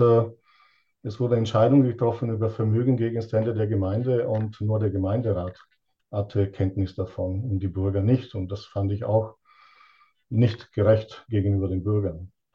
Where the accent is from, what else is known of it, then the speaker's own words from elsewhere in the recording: Italy; now in Lonnerstadt, Germany; Ich bin ursprünglich äh, aus Italien und lebe seit 38 Jahren in Deutschland